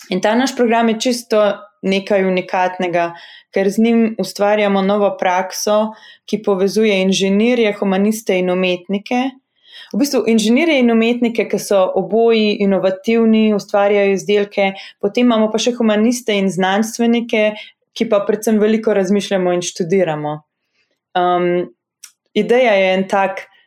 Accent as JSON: {"language": "Slovenian", "country": "Slovenia", "also_born_or_lived": "Harvard, United States", "moved": "as an adult", "said": "slovenci, ki smo v tujini"}